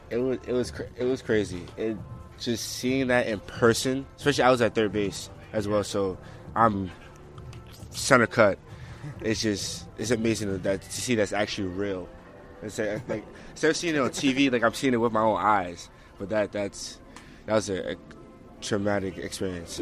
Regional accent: New York City, New York, United States; Canarsie, Brooklyn

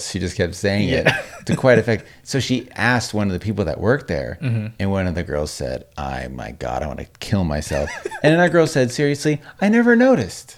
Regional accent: Las Vegas, Nevada, United States; growing up in Vegas

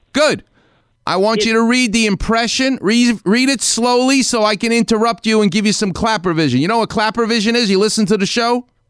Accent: New York, United States; now in Los Angeles, United States; I'm from New York

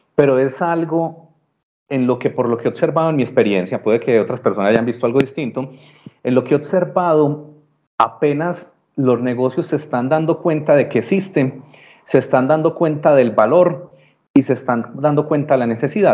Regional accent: Medellín, Antioquia, Colombia; Absolutamente paisa de nacimiento, de corazón, montañero de pura cepa

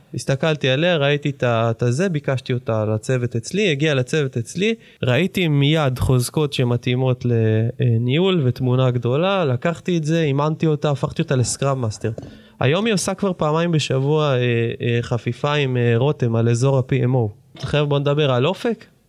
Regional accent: Jerusalem, Jerusalem District, Israel; תכונת אה, שטרן בירושלים, מגיל שנתיים ומשהו בערך שלוש, עד גיל איזה 16-17

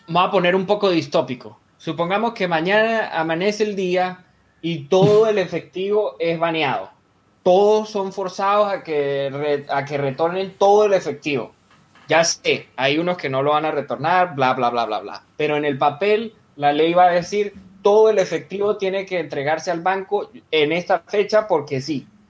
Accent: Venezuela; yo soy venezolano de nacimiento

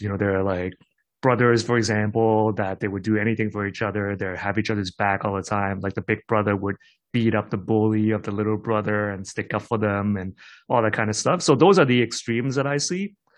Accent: Hong Kong; I grew up in Hong Kong, I did have a cousin

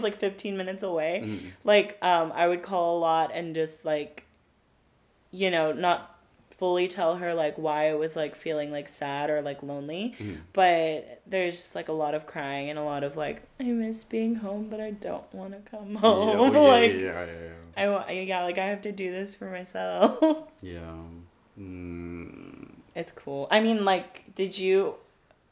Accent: California, United States; born and raised in California

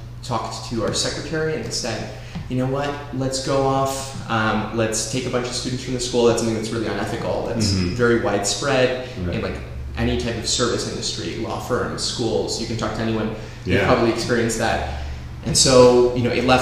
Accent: Oak Park, Illinois, United States; I grew up in Oak Park, but I also had those international ties to Argentina.

